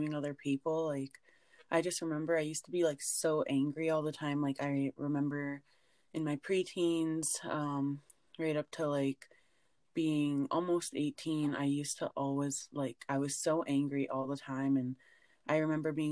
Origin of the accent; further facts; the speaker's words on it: Alberta, Canada; I'm from Alberta, Canada